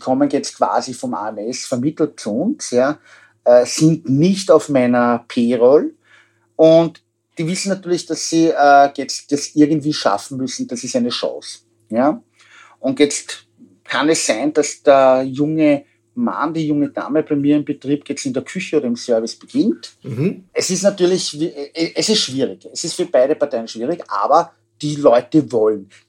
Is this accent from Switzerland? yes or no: no; Austria; also bei uns in Österreich ist das längst erfüllt.